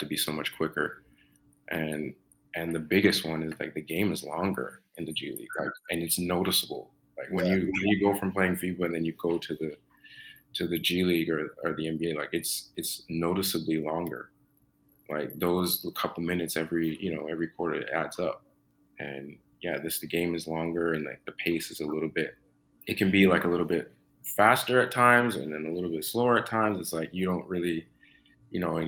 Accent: Toronto, Ontario, Canada; also born or lived in Mississauga; I'm from Scarborough. I'm from Scarborough. And growing up in Scarborough was cool

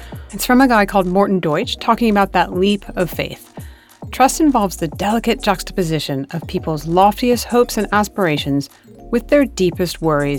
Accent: San Francisco, California, United States; San Francisco, my hometown

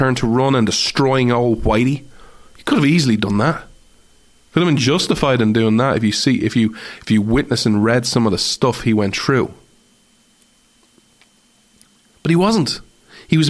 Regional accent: Ireland; I have as an Irishman

